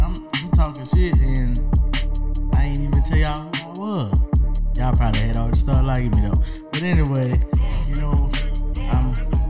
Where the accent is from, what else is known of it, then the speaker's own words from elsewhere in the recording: Baton Rouge, Louisiana, United States; I'm right there from Glen Oaks, you know what I'm saying? Oaktown? Born and raised, bro. Okay. Baton Rouge, Louisiana. Phoebe Street, cuz.